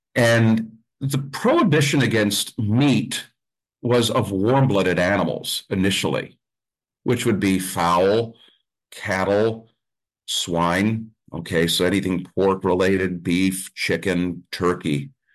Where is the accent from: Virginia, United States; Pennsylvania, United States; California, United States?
Pennsylvania, United States; Mount Carmel; I grew up with pierogies. I'm from Mount Carmel. We grew up with pierogies